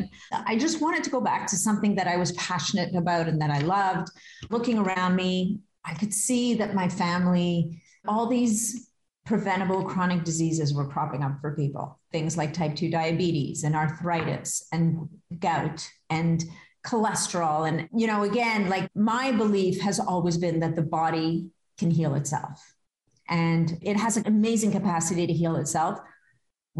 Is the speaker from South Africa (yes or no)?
no; Canada; I am Canadian.